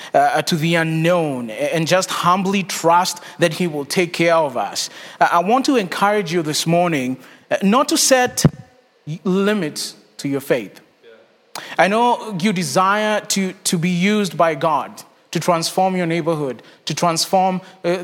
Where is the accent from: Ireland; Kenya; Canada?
Kenya; moved away as an adult; also born or lived in Texas; now in Charlotte, United States; I was born and raised in Kenya. My wife and I moved to the States in 2014 to go to seminary